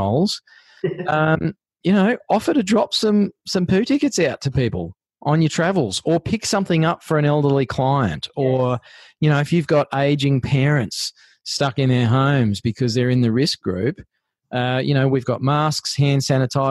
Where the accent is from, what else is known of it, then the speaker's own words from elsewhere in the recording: Australia; We are Australians.